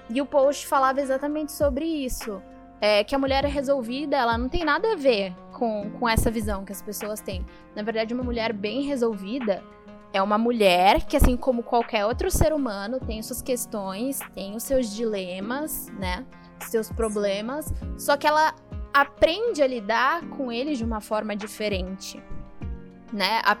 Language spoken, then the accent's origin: Portuguese; São Caetano do Sul, São Paulo, Brazil; now in São Paulo, Brazil; Quem não sabe, eu não sou aqui de São Paulo, sou de São Caetano. E eu sou de uma época de São Caetano que, assim, não tinha nada, era bem uma cidade de interior.